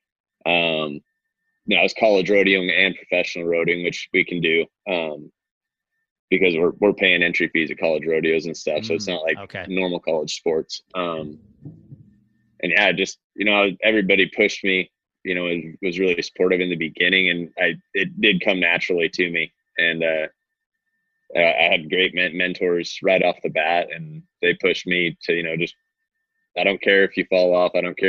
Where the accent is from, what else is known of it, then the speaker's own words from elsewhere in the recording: The Woodlands, Texas, United States; also born or lived in California / New Mexico / Alaska / Arizona; I'm from everywhere. was born in California, lived in New Mexico, Alaska for 6 years, Texas, Arizona, Washington, back to Texas. I ended up graduating high school down in the Woodlands by Houston